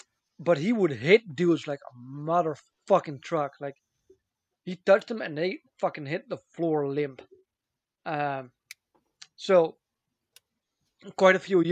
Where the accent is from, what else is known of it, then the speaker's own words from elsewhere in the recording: Amsterdam, North Holland, Netherlands; I was born in Amsterdam